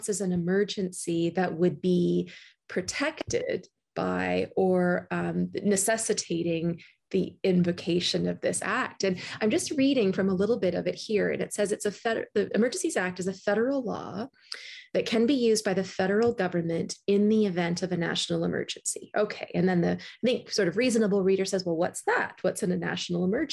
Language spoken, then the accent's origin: English; Canada; As a Canadian